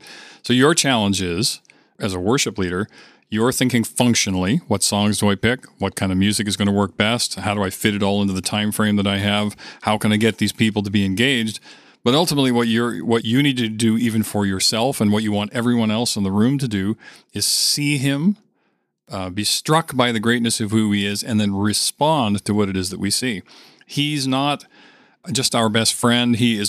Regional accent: Winnipeg, Manitoba, Canada; we're true Canadians from Winnipeg.

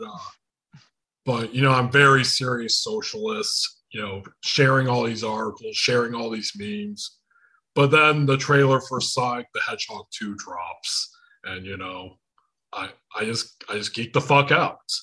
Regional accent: Michigan, United States; accent: Michigan; I'm from Michigan

